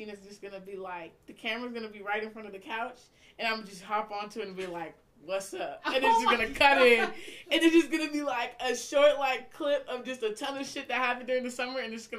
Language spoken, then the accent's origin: English; Alaska, United States; well, I'm a designer from Alaska.